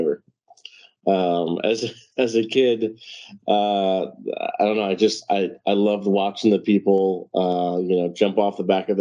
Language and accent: English; St. Louis, Missouri, United States; moved away as an adult; now in Cincinnati, United States; Born and raised in St. Louis, Missouri, and then moved to Cincinnati years ago